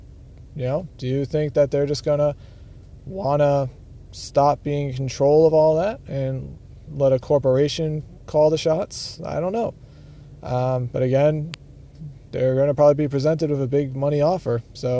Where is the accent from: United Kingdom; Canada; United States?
United States; Massachusetts; my home state, Peabody, Mass.